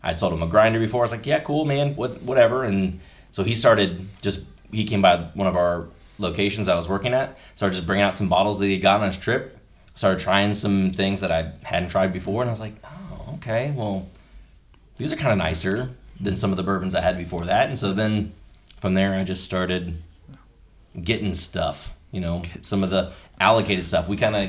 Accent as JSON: {"language": "English", "town": "Louisville", "region": "Kentucky", "country": "United States", "also_born_or_lived": "Cincinnati, Ohio / Dallas, Texas", "moved": "as an adult", "said": "I'm from Louisville, was in Cincinnati area for about 11 years. We did some job hopping stuff, so I was down in Dallas for a while, relocated back to Louisville."}